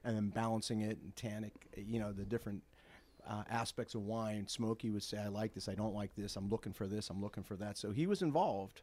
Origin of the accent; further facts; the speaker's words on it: Bloomfield, United States; I grew up with Bill in Bloomfield